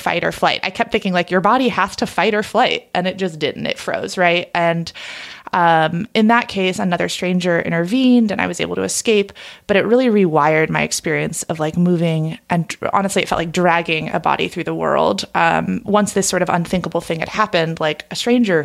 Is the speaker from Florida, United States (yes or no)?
no; Oregon, United States; my home state of Oregon